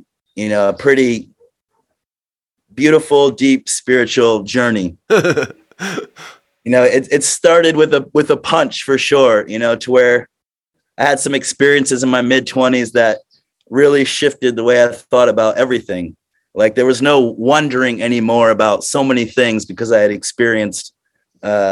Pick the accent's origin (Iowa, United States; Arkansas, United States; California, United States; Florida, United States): Florida, United States; growing up in Florida, it's just you grow up in a party world